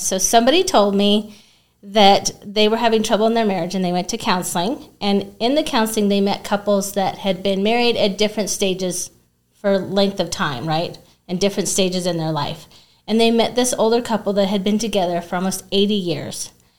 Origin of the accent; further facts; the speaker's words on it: Albuquerque, New Mexico, United States; I was born here in Albuquerque. Really? Okay. Born and raised. And I hate to say it, I do not know any Spanish.